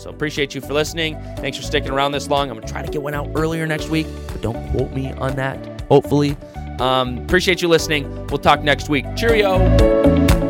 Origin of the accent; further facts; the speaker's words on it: United States; I'm an American